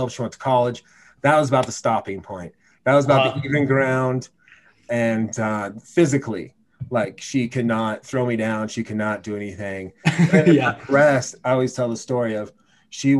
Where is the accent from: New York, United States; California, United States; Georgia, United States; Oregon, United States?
Oregon, United States; Gresham; moved away; also born or lived in Laramie, Wyoming; I'm from Portland, Gresham, Oregon